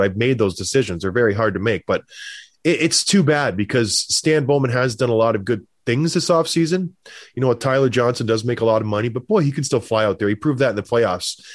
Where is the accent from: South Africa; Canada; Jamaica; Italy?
Canada; Edmonton, Alberta; I'm from Edmonton